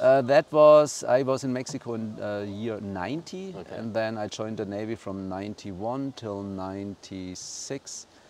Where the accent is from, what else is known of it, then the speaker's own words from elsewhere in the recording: north of Munich, Bavaria, Germany; English is a second language; moved away as an adult; now in Vilcabamba, Ecuador; I was born in Germany, uh, better said in Bavaria, a little bit north of Munich